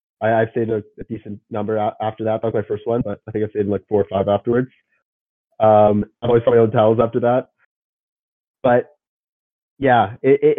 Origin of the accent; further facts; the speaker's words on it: north of Toronto, Ontario, Canada; I'm from Ontario. I'm from north of Toronto. Like, pretty far.